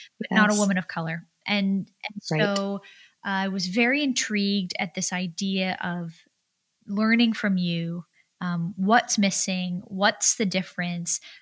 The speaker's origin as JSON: {"language": "English", "region": "California", "country": "United States", "said": "I'm from California"}